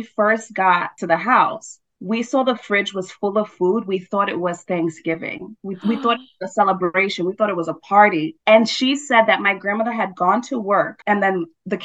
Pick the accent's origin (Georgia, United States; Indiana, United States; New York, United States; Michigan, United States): New York, United States; New York City; born and raised in Brooklyn, New York